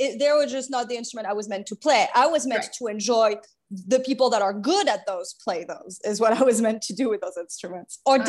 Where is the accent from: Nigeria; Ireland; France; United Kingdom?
France; English is a second language; moved away as an adult; also born or lived in mainland France; I was born in mainland France, and I grew up on a French island off the coast of South Africa. And then I moved back to mainland France for my teenage years. So very much my childhood up to 18 was split. It was half on in the Indian Ocean near Africa and half in mainland France.